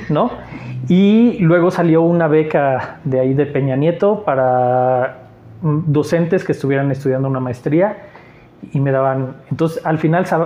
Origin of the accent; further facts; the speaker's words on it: Mexico City, Mexico; Eh, soy chilango, sí. Llegué con el INEGI.